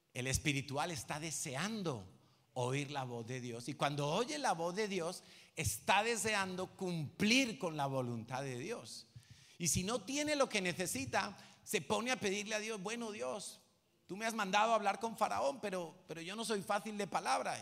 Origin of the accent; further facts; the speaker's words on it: Madrid, Community of Madrid, Spain; yo soy de Vallecas